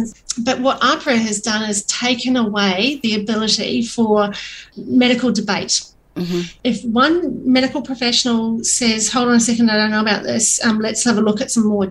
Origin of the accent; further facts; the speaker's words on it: New Zealand; I'm a single mum and I'm a New Zealander.